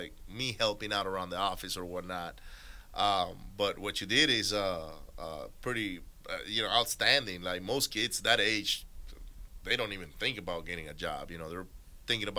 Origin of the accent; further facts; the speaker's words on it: Venezuela; now in Houston, United States; I grew up in Venezuela